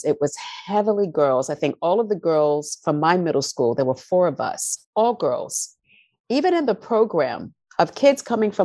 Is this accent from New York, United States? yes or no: yes; New York City, New York, United States; I grew up in the South Bronx, predominantly Black and Latinos